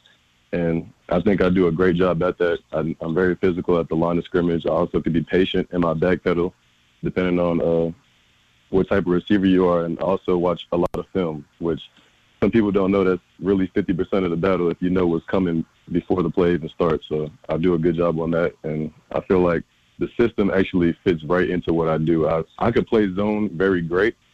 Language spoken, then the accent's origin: English; Concord, North Carolina, United States; I'm actually home in my hometown, Concord, North Carolina